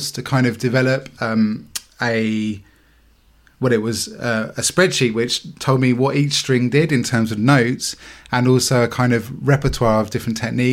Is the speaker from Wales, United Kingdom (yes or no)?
no; Chatham, South East England, United Kingdom; now in Southampton, United Kingdom; I live in Southampton, but I grew up in Chatham in Kent